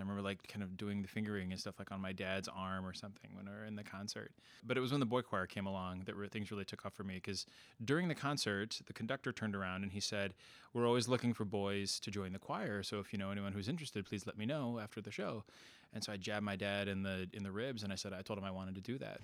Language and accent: English; Princeton, Illinois, United States; moved away; my hometown in Princeton, Illinois